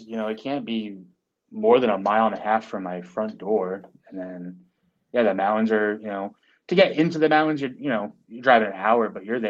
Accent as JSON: {"language": "English", "region": "Massachusetts", "country": "United States", "tie": "born or raised there", "moved": "yes", "said": "growing up in Massachusetts"}